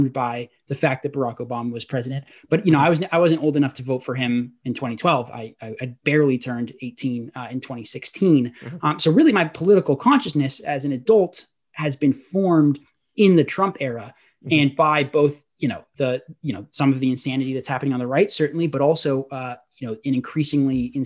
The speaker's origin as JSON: {"language": "English", "town": "Portland", "region": "Oregon", "country": "United States", "tie": "born or raised there", "said": "I was raised in Portland, Oregon"}